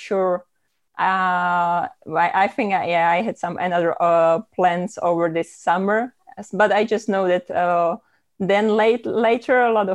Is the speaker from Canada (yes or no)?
no; Olomouc, Olomouc Region, Czechia; in Olomouc, which is actually my hometown